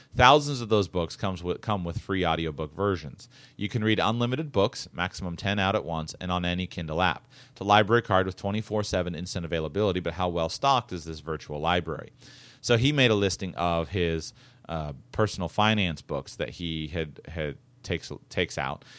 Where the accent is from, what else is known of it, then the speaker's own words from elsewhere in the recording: Florida, United States; I'm from Florida